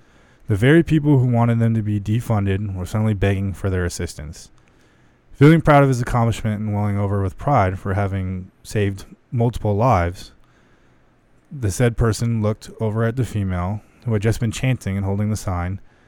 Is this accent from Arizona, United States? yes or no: yes; Lake Havasu City, Arizona, United States; Especially growing up in Havasu.